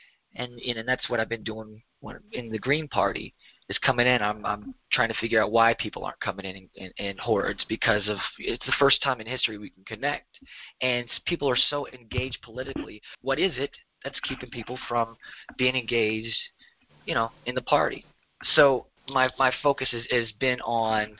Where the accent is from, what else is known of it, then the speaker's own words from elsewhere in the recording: Tennessee, United States; also born or lived in Kentucky / Indiana / Miami, Florida / Atlanta; I grew up in Tennessee